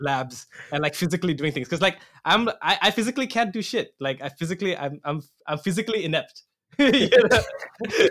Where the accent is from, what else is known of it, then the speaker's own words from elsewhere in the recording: Assam, India; moved away as an adult; now in Toronto, Canada; I'm from Assam, India